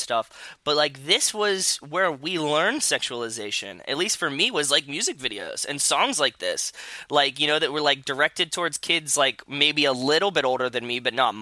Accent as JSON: {"language": "English", "town": "Pittsburgh", "region": "Pennsylvania", "country": "United States", "tie": "born or raised there", "said": "I grew up in Pittsburgh"}